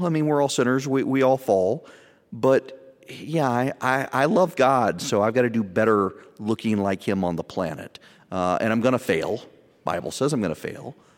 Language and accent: English; the South, United States; I'm from the South